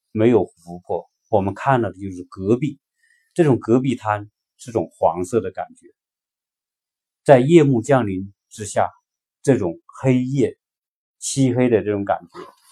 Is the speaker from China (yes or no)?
yes; China; 对于我们中国人而言，有一句话说“读万卷书不如行万里路”